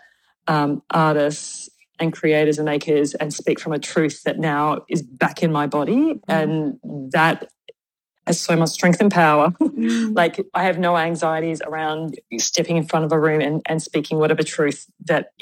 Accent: Victoria, Australia; moved away as an adult; also born or lived in Perth, Western Australia; now in Sydney, Australia; I was from Victoria where I, you know, did some work there and also was a graduate of the Victorian College of the Arts. So I kind of lived like 20 years in Victoria, 20 years in WA

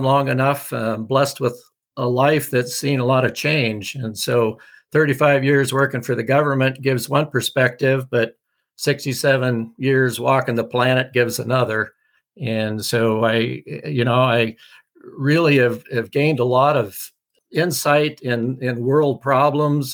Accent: Oregon, United States; moved away; also born or lived in Alaska; growing up in Oregon, moving to Alaska for 30 years, going back to Oregon

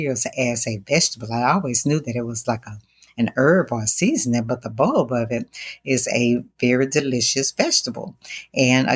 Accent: the South, United States; growing up in the South, you know, we ate our gumbo

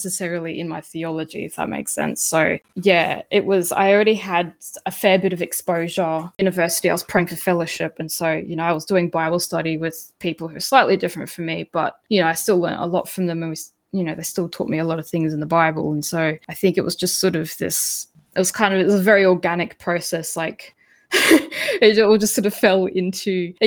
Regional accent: Hervey Bay, Queensland, Australia; now in Gympie region, Australia; I grew up in Harvey Bay

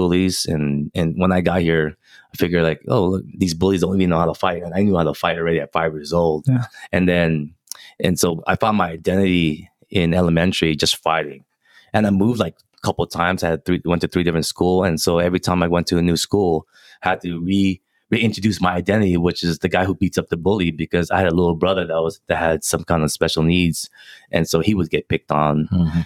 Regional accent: Philippines; I'm Filipino

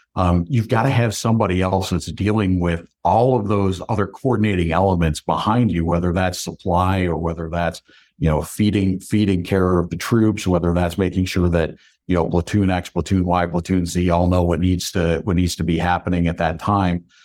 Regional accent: Binghamton, New York, United States; accent: New York; also born or lived in Syracuse, New York; I grew up in the Binghamton area

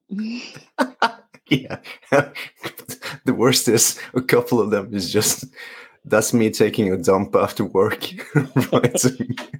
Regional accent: Norway; English is a second language; I'm a physio from Norway

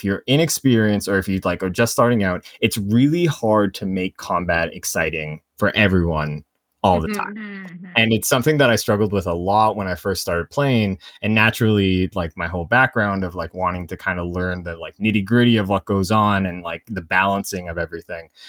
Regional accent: Canada; I am a Canadian and I work as a media analyst for an ad agency

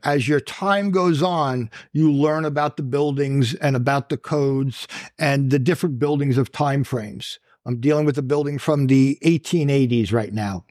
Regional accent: Long Island, New York, United States; Born and raised on Long Island.

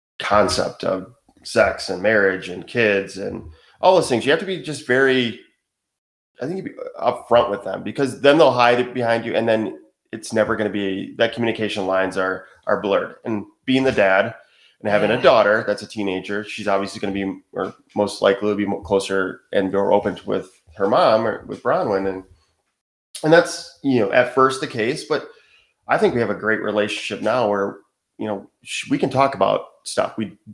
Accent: Michigan, United States; moved away as an adult; now in Wilmington, United States; So we're from Michigan.

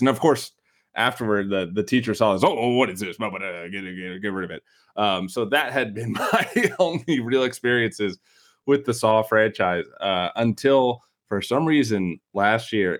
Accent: Chicago, Illinois, United States; accent: Chicago; my Chicago accent

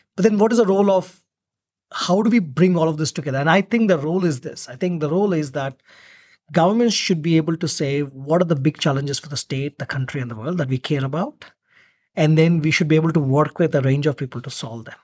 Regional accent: India; now in Australia; I'm originally from India, but I'm, I was representing Australia in India

